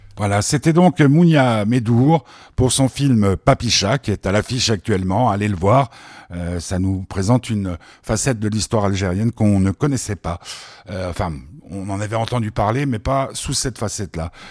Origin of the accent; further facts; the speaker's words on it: Switzerland; en tant que Suisse